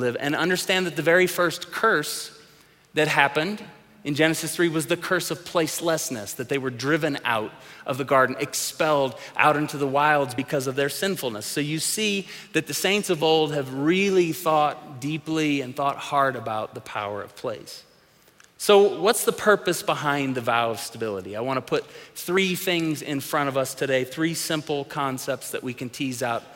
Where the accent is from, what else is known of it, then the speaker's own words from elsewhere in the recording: Tulsa, Oklahoma, United States; growing up in the church that we grew up in Tulsa, Oklahoma